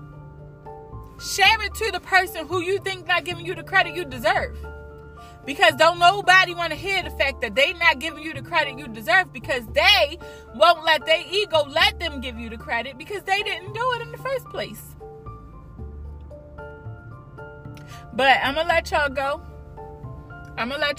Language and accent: English; United States; We are American. We are American. Period. We live in the United States